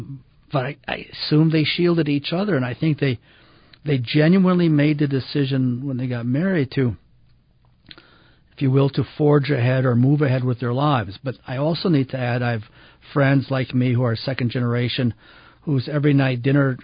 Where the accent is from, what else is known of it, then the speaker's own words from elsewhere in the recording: Ann Arbor, Michigan, United States; now in Salt Lake City, United States; I was raised in Ann Arbor, Michigan